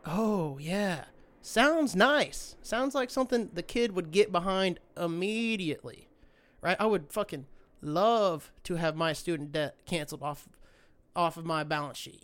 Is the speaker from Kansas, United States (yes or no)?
yes; Great Bend, Kansas, United States; now in San Diego, United States; I was born and raised in Great Bend, Kansas